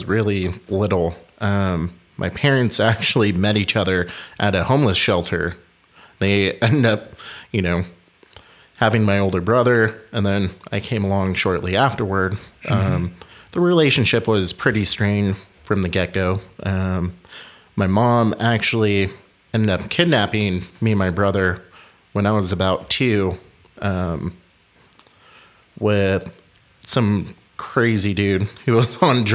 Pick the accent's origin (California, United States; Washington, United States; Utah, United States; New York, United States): California, United States; Costa Mesa; moved away as an adult; also born or lived in Newport Beach, California; now in Gilbert, Arizona, United States; I grew up in Southern California, out in Costa Mesa, Newport Beach area